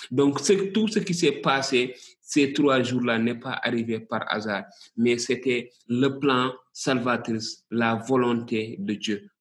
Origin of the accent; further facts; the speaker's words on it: Senegal; ici chez nous au Sénégal